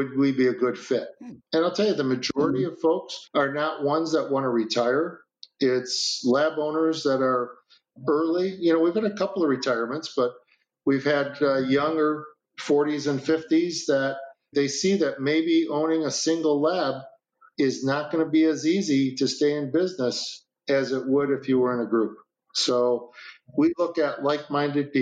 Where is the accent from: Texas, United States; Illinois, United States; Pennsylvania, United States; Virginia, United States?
Illinois, United States; Chicago; moved away; also born or lived in Minneapolis, Minnesota / Racine, Wisconsin; I'm from Chicago. I went to school in Minnesota